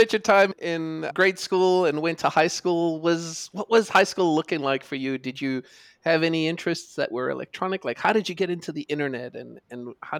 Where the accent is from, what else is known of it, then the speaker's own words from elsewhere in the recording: South Africa; I grew up in South Africa. We had a Sinclair ZX Spectrum 48K in the 80s.